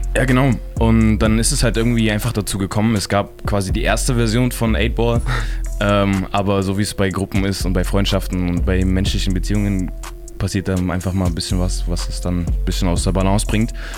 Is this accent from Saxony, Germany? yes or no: yes; Chemnitz, Saxony, Germany; wir sind aus Chemnitz